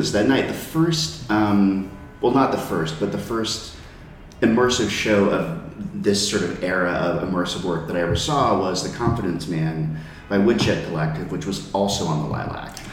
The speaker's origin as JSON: {"language": "English", "region": "California", "country": "United States", "moved": "yes", "lives_now": "New York City, United States", "said": "I'm from California"}